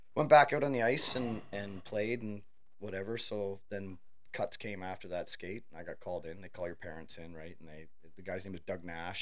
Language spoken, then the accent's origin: English; Thurlow Township, Ontario, Canada; I grew up. Uh, it would be considered Thurlow Township back in the day